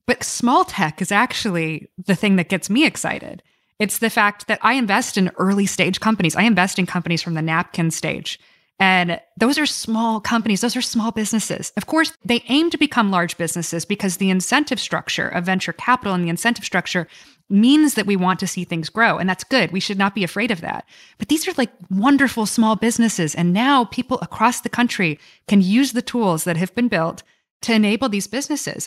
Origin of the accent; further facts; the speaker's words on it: Florida, United States; moved away; also born or lived in Washington; I grew up in Florida